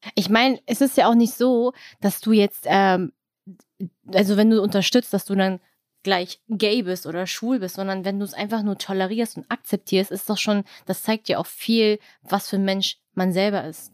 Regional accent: Germany; Ich bin hier geboren

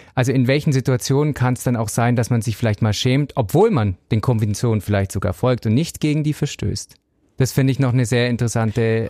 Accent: Southern Bavaria, Germany; ich komme aus Südbayern, streng katholisch

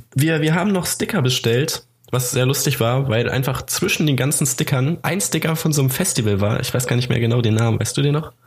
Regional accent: Hameln, Lower Saxony, Germany; meine Heimatstadt Hameln

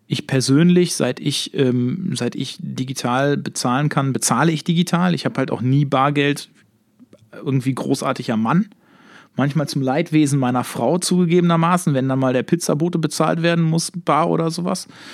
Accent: Herne, North Rhine-Westphalia, Germany; bei uns in Herne

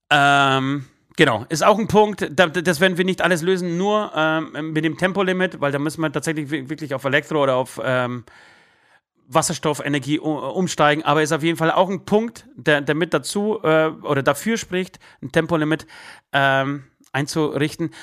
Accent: Poland; now in Germany; ich komme aus Polen

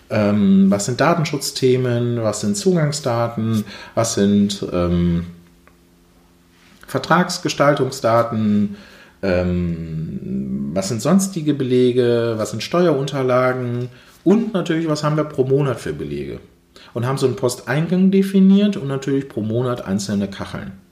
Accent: Duisburg, North Rhine-Westphalia, Germany; ich komme hier aus dem Umkreis Duisburg

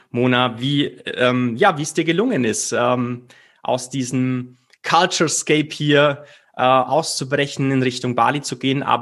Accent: Bavaria, Germany; weil sie nicht nur aus meiner Heimat kommt, äh, wenn man so möchte, aus dem wunderschönen Allgäu

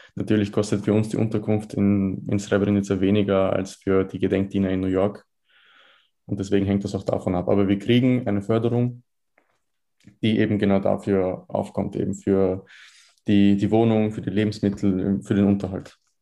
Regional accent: Vienna, Austria; in Wien geboren. Ich habe mein ganzes Leben in Wien verbracht, 19 Jahre alt.

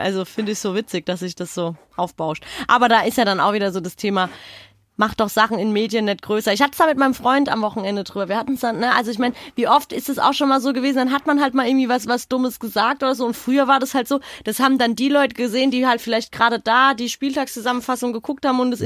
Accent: Frankfurt, Hesse, Germany; bei uns in Frankfurt

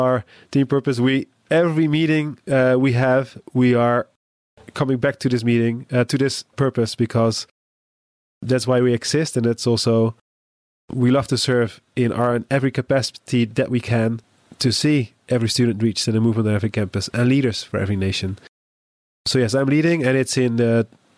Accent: Netherlands; I'm from the Netherlands

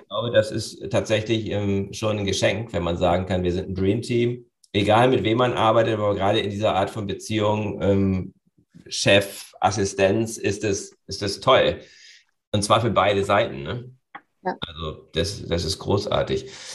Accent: Germany; bei uns in Deutschland

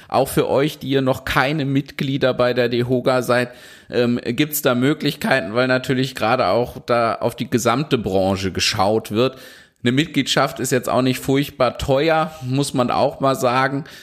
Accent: North Rhine-Westphalia, Germany; auch wenn wir jetzt hier als zwei gebürtige Ostwestfalen ausschließlich über Baden-Württemberg sprechen können

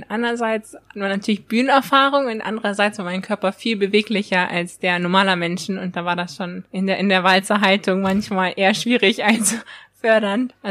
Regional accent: Germany; Und zwar bin ich in Deutschland aufgewachsen, aber manchmal habe ich gar nicht so das Gefühl, dass man so die volle deutsche Mentalität hat

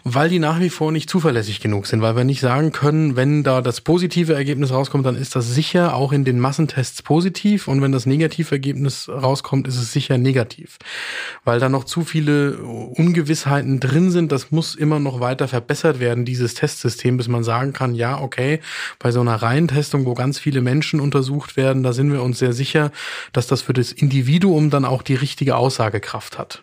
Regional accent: Bavaria, Germany; hier bei uns in Bayern

